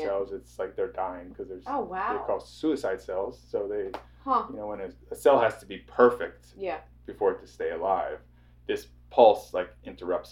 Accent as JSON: {"language": "English", "town": "Fredericktown", "region": "Ohio", "country": "United States", "tie": "born or raised there", "said": "I grew up in Fredericktown, Ohio"}